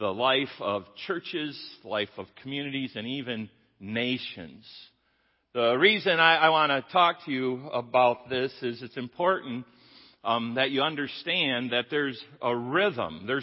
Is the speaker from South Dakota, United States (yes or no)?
no; Jenison, Michigan, United States; moved away; I grew up here in Jennison, top of the hill